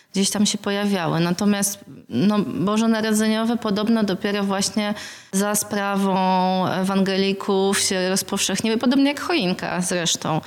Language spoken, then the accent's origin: Polish; Warsaw, Masovian Voivodeship, Poland; wychowałam się w Warszawie